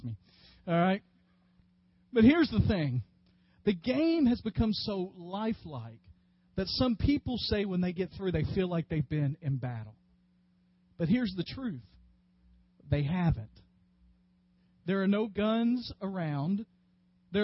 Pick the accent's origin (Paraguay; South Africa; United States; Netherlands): United States; West Tennessee; Growing up in West Tennessee watching the Memphis wrestling